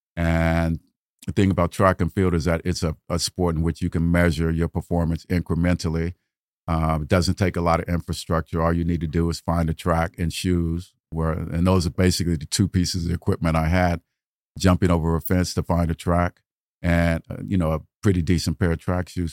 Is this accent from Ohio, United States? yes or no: yes; Dayton, Ohio, United States; I'm from Dayton, Ohio